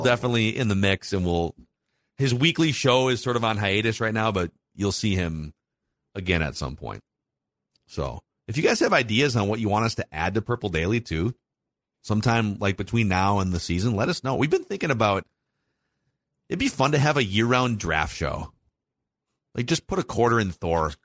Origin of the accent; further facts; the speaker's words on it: Buffalo, Minnesota, United States; I am a Buffalo High School proud Bison